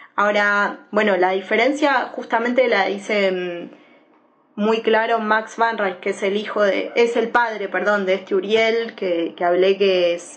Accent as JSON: {"language": "Spanish", "country": "Argentina", "tie": "born or raised there", "said": "nací en Argentina"}